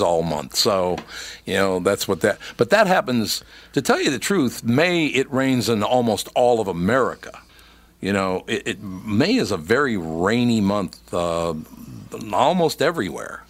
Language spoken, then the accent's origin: English; Minnesota, United States; I grew up in Minnesota